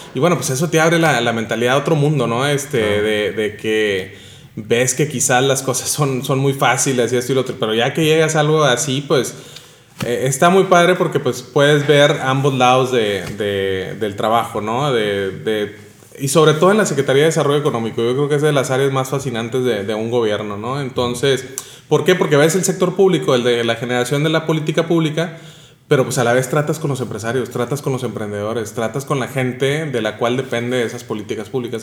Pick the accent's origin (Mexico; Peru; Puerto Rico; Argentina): Mexico; Nuevo Laredo, Tamaulipas; also born or lived in Spain; de donde vengo, que es el de aquí en Nuevo Laredo, Laredo